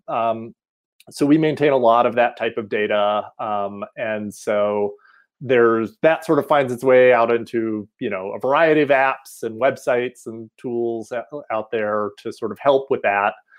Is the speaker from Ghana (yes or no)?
no; outside of Asheville, Western North Carolina, United States; moved away as an adult; also born or lived in Rochester, New York; now in Colorado, United States; I'm originally from Western North Carolina. Um, so up in the mountains of North Carolina outside of Asheville.